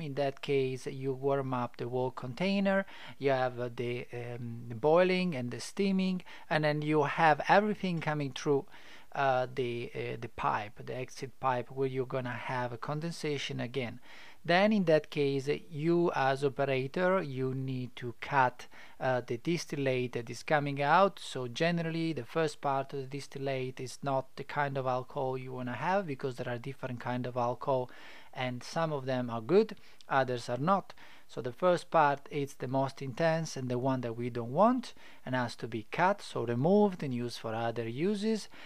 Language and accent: English; Italy; English is a second language; now in Adelaide, Australia; I'm not English or I'm not Australian. I am Italian, so apologize if my English is not perfect